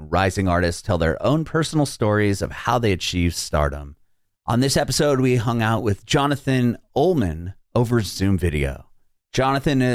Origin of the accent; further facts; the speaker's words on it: San Diego, California, United States; moved away as an adult; now in Nashville, United States; I'm originally from San Diego. My family and I moved from San Diego